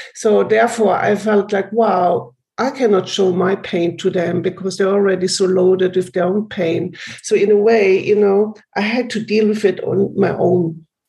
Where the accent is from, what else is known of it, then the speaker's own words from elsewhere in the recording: Germany; I grew up in Germany.